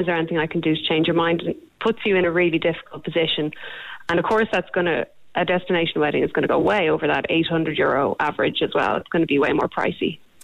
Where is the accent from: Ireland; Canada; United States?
Ireland; we're Irish